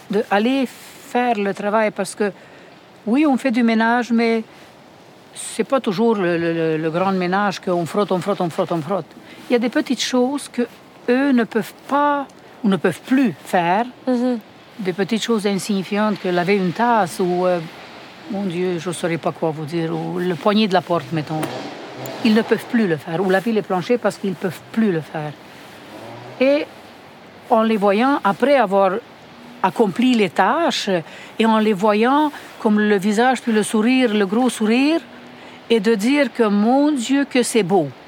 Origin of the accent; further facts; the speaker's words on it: Romania; now in Montreal, Canada; Et je viens de la Roumanie et puis ça fait comme 30 ans qu'on est ici avec mon mari et ma famille. Et puis euh, c'est ça, on a quitté la Roumanie pendant le communisme